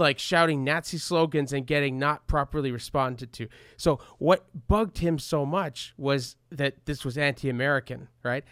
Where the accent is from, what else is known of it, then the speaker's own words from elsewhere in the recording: Canada; growing up in Canada